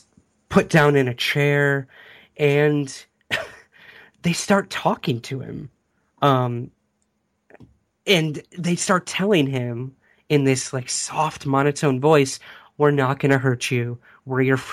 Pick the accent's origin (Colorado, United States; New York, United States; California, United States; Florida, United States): New York, United States; Syracuse; right outside Syracuse, New York, which is actually my hometown